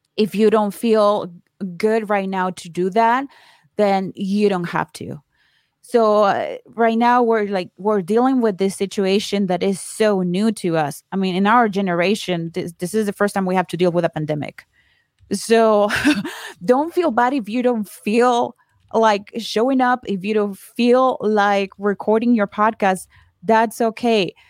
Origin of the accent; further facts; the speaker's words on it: Colombia; moved away as an adult; now in United States; I am from Colombia. I moved here to the States fifteen years ago